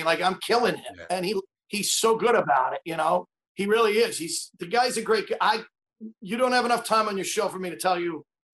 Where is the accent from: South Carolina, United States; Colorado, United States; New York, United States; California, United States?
New York, United States; New York City; I was from Staten Island